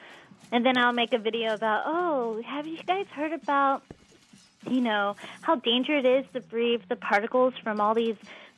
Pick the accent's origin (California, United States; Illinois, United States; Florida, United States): California, United States; Southern; I grew up in Southern California. There's fires every year